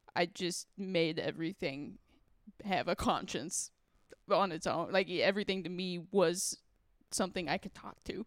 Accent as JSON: {"language": "English", "region": "Texas", "country": "United States", "tie": "born or raised there", "said": "I grew up in Texas"}